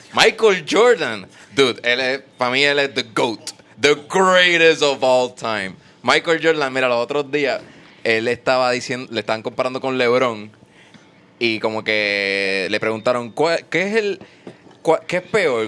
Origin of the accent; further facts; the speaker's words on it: Puerto Rico; nosotros, los puertorriqueños